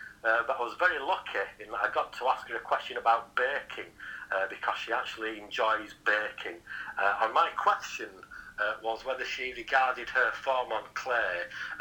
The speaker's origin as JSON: {"language": "English", "region": "Yorkshire and the Humber", "country": "United Kingdom", "accent": "Yorkshire", "said": "my Yorkshire accent"}